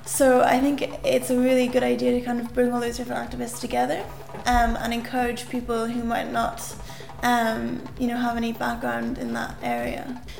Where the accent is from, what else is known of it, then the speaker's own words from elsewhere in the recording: Dublin, Leinster, Ireland; I'm from Dublin